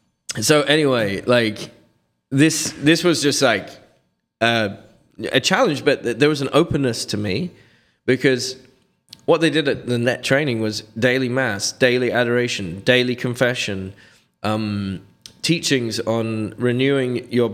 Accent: Reading, Pennsylvania, United States; I had found the traditional Latin mass at a fraternity of St. Peter Parish in Reading, my hometown where I was born.

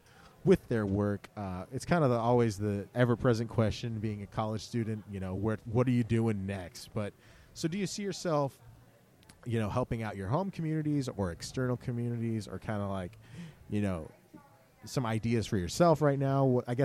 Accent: South Dakota, United States; my home state.

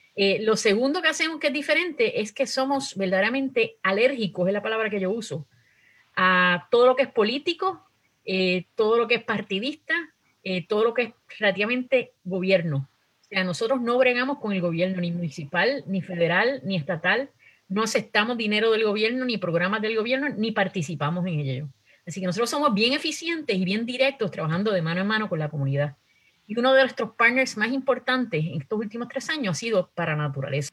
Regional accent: Puerto Rico; now in United States; somos boricuas que vivimos acá en Estados Unidos

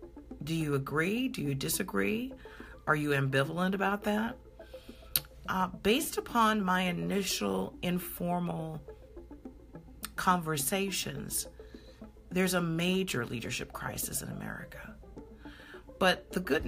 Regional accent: Coral Springs, Florida, United States; my hometown is Coral Springs, Florida. I grew up a large part of my youth in Coral Springs

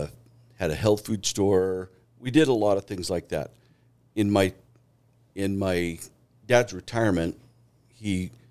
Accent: Juneau, Alaska, United States; moved away as an adult; now in Meridian, United States; I grew up outside of Juneau.

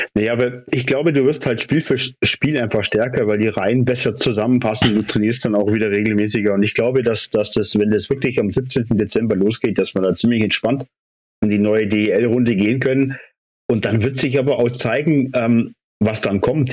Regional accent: Immenstadt, Bavaria, Germany; in Immenstadt geboren wie ich.

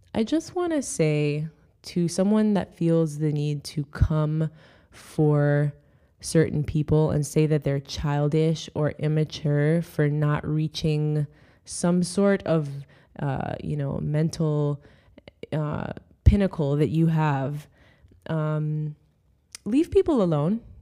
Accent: Jamaica; now in United States; I wanna see my country do well

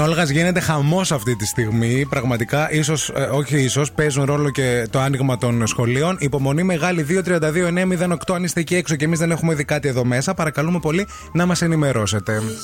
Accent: Michaniona, Central Macedonia, Greece; Έφυγα από Μηχανιώνα

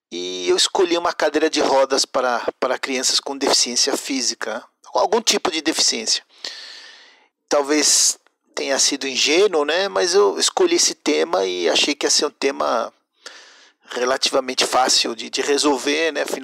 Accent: Mexico; now in Brazil; eu sou é, mexicano brasileiro. É, estudei design de produto na Guamas Capotzalco, no México, o que aqui chamam de desenho industrial.

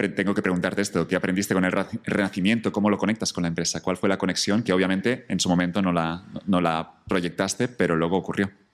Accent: Catalonia, Spain; moved away; me reconectó con Cataluña un poco, con mi tierra

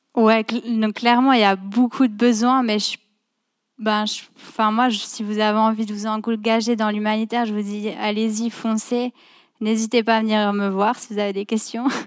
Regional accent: France; moved away; je viens de France à la base.

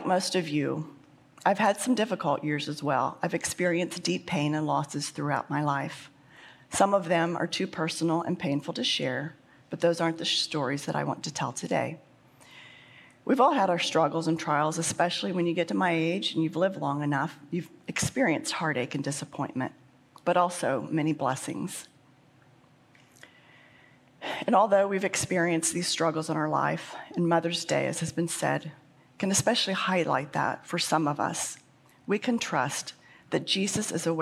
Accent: Midwest, United States; I was born and raised in the Midwest

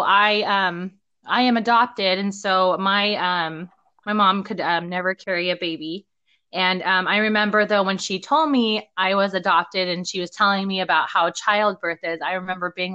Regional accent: Utah, United States; moved away as an adult; now in Madison, United States; I'm normally from Utah, so I'm used to the Utah mountains

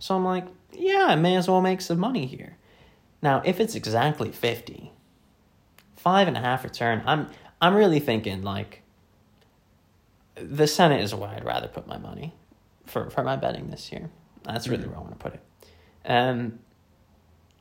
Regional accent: Virginia, United States; now in United Kingdom; my home state of Virginia

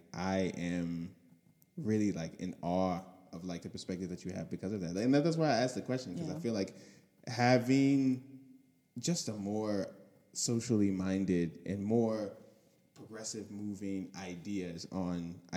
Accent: the South, United States; now in Columbus, United States; I grew up in the South

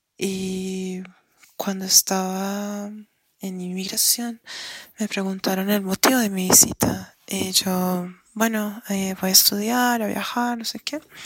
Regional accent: Colombia; soy colombiana

